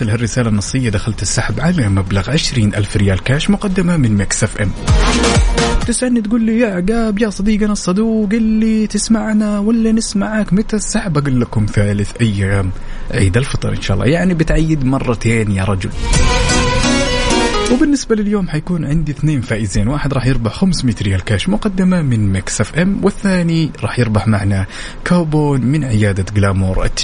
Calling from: Jeddah, Makkah Province, Saudi Arabia; من جدة

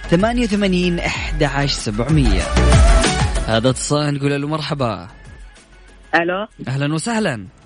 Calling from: Riyadh, Riyadh Province, Saudi Arabia; أنا … من الرياض

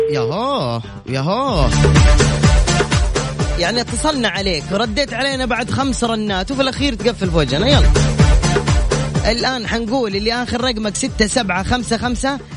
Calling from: Riyadh, Riyadh Province, Saudi Arabia; من الرياض

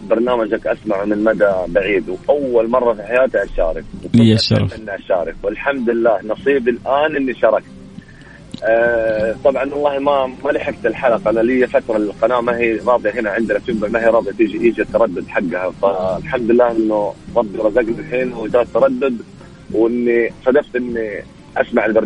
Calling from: Yanbu, Medina Province, Saudi Arabia; ينبع البحر

